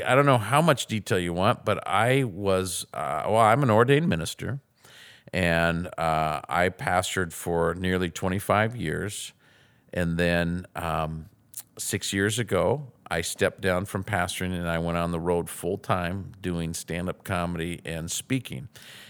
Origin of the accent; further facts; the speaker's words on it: Sumner, Washington, United States; I grew up in a fantastic family, fantastic home, actually in Sumner. I grew up near Lake Taps.